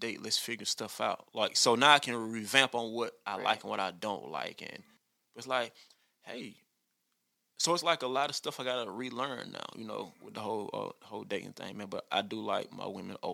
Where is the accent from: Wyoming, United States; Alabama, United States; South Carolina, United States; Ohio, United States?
South Carolina, United States; Ruby; I'm from Ruby, South Carolina.